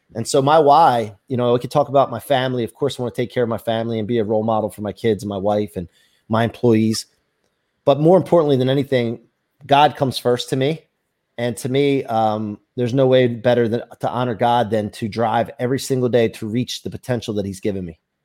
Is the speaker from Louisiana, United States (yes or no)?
no; outside of Philly, Pennsylvania, United States; now in Ocean City, Maryland, United States; I grew up outside of Philly.